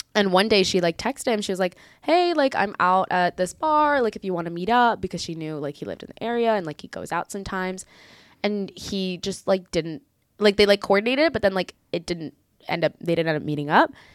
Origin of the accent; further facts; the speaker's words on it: Miami, Florida, United States; moved away as an adult; now in Israel; I was born in Israel, but I moved out of here when I was five years old, grew up in the greater Miami area, and then now I moved back here as of late.